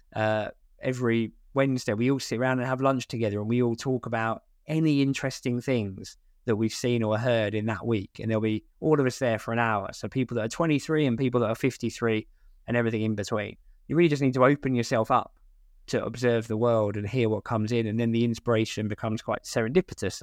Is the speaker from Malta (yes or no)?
no; Essex, East of England, United Kingdom; moved away; I'm from Essex originally